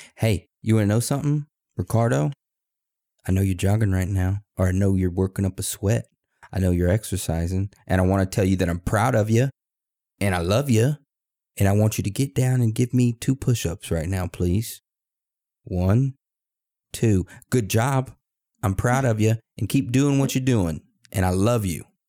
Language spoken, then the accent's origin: English; Texas, United States; now in Maine, United States; I'm from Texas. I was born in Texas, raised in Texas, but I'm now living in Maine.